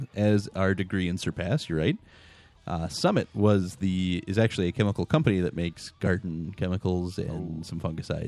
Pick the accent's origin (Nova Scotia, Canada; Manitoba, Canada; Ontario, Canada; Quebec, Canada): Quebec, Canada; Montreal; now in Chilton, United States; I am originally from Montreal, Quebec, uh, but now I live near Chilton, Wisconsin.